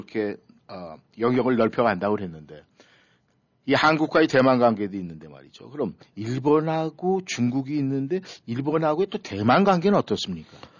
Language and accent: Korean; South Korea; 저도 한국 사람 입장에서